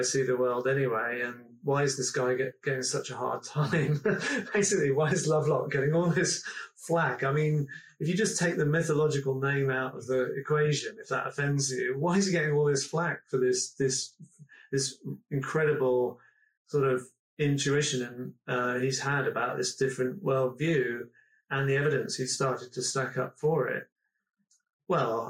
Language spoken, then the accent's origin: English; Nailsea, South West England, United Kingdom; I come from Nailsea near Bristol.